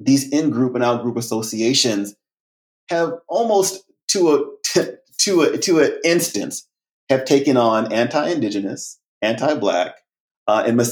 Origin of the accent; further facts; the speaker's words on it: United States; also born or lived in France; I'd unequivocally been called an American, uncouched by African American, Black American.